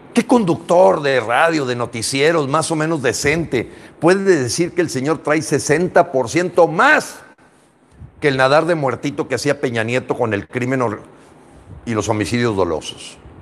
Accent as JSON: {"language": "Spanish", "country": "Mexico", "said": "Somos mexicanos"}